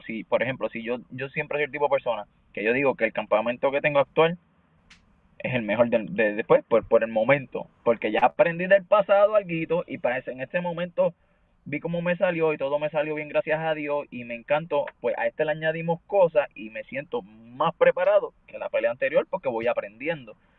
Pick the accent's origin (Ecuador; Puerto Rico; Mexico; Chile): Puerto Rico; nosotros somos de Puerto Rico